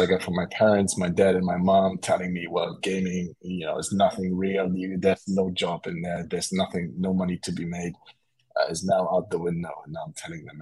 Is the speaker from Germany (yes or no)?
yes; Germany; I was born and raised in Germany